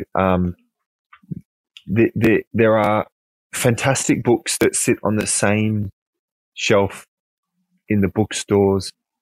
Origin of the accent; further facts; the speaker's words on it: Queensland, Australia; moved away; most of my family are still back where I grew up in Queensland